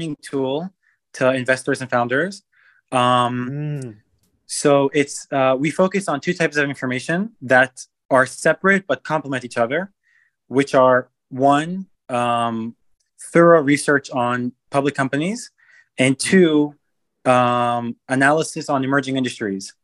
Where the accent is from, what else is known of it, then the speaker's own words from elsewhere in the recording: Los Angeles, California, United States; also born or lived in Israel; I was born in Los Angeles, and then when I was 6 months old, I moved to Israel with my family, lived there for 10 years